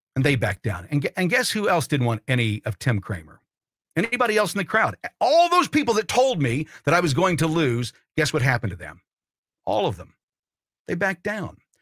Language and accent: English; Martinsville, Indiana, United States; My sophomore year at Ben Davis in Indianapolis, not so much. We moved from Martinsville to Ben Davis